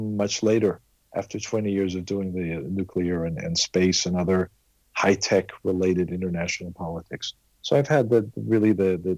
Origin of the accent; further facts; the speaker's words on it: California, United States; also born or lived in London; now in Israel; when I was 2 years old, my parents decided that in the early 50s, being raised in California was a little bit warmer, sunnier than being in London. So that was their decision. They didn't ask me. So I was raised in California